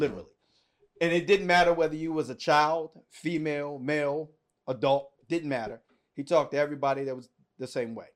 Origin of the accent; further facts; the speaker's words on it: Washington, District of Columbia, United States; I was born and raised in Washington, D C.